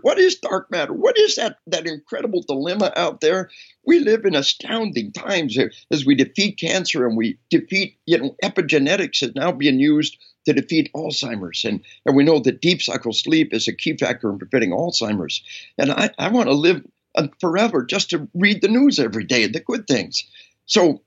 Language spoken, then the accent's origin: English; Arkansas, United States; We are from Arkansas